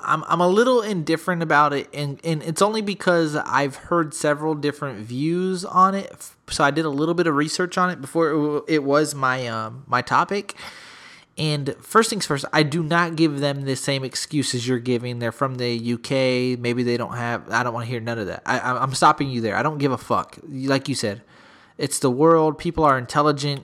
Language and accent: English; San Antonio, Texas, United States; I'm from the Sp, uh, from San Antonio.